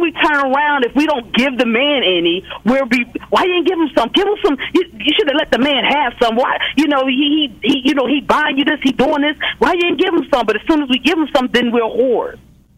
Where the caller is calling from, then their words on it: Philadelphia, Pennsylvania, United States; I'm calling from Philadelphia.